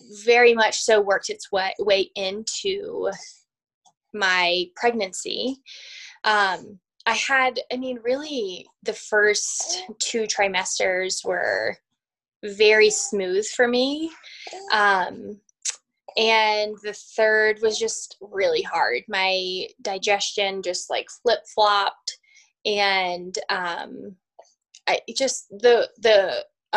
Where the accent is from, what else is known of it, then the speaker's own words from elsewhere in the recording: Virginia, United States; moved away as an adult; now in Colorado, United States; I am originally from Virginia and moved out to Colorado. I've been out here for about 12, almost 13 years now